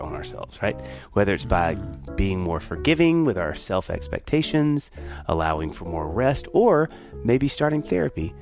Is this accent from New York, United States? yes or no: no; Kosciusko, Mississippi, United States; A native Mississippian